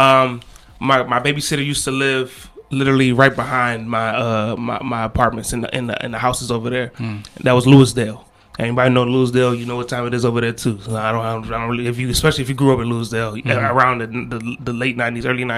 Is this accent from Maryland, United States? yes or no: yes; Maryland, United States; I was born and raised here